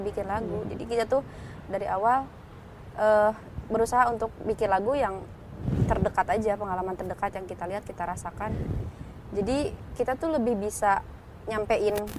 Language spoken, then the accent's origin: Indonesian; Garut, West Java, Indonesia; moved away as an adult; now in Jakarta, Indonesia; kita dari Garut yang pelosok